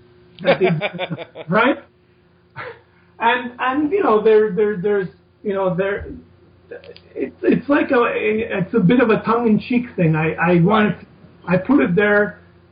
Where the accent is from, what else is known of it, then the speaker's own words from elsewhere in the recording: Montreal, Quebec, Canada; a kid growing up in Canada, Montreal, Canada